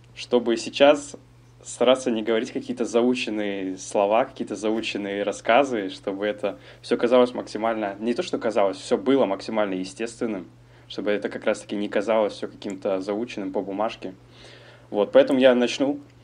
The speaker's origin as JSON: {"language": "Russian", "region": "Almaty", "country": "Kazakhstan", "tie": "born or raised there", "moved": "as an adult", "lives_now": "France", "said": "я родился в Казахстане, в городе Алматы, переехал во Францию 7 месяцев назад"}